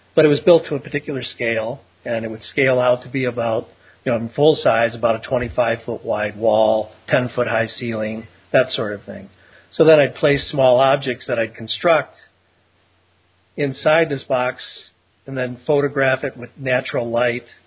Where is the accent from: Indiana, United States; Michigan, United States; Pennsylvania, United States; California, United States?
Michigan, United States; Detroit; I grew up in Detroit, and then we moved from there out to the suburbs.